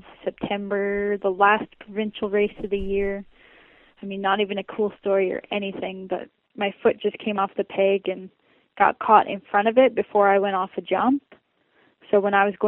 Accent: Saskatchewan, Canada; back home, you know, like really hard pack and Saskatchewan

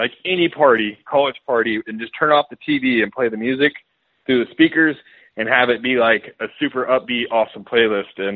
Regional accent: Georgia, United States; I grew up in Georgia

